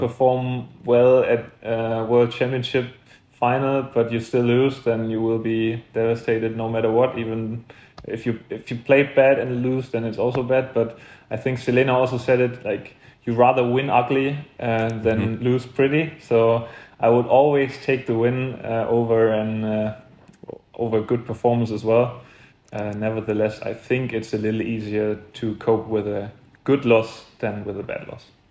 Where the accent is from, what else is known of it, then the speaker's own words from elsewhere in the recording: Saarbrücken, Saarland, Germany; I was born in Saarbrücken also, so it's a real home tournament for me